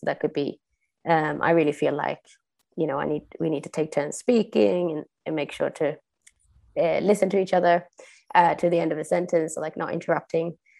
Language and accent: English; Sweden; moved away as an adult; now in Copenhagen, Denmark; I was born in Sweden, uh, but I've lived abroad since I was 19